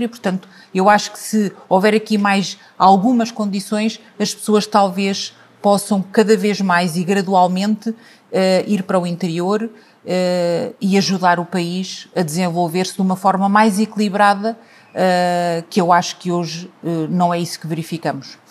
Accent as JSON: {"language": "Portuguese", "region": "Lisbon", "country": "Portugal", "tie": "born or raised there", "moved": "as an adult", "lives_now": "Tondela, Portugal", "said": "eu, em particular, que vivi e cresci num sítio como em Lisboa, e hoje eh, vivo e tenho a minha vida familiar, profissional, uh, os meus filhos uh, fora de Lisboa"}